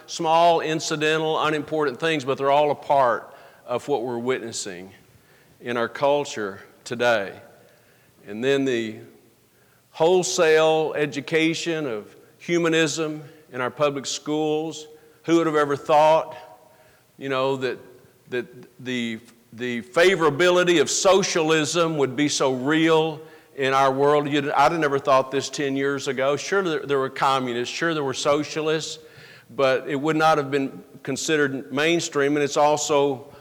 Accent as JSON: {"language": "English", "region": "the South", "country": "United States", "tie": "born or raised there", "said": "I grew up in the South."}